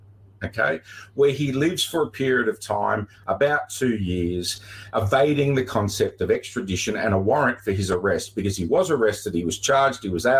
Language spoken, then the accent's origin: English; Australia; we are still Australian citizens